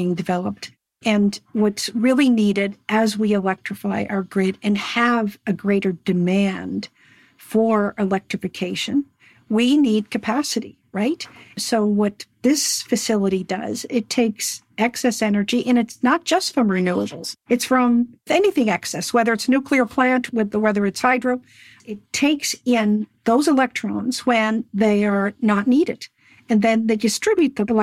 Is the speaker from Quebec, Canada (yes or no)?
no; Cape Breton, Nova Scotia, Canada; I am from Cape Breton. I grew up with Chief Terry Paul.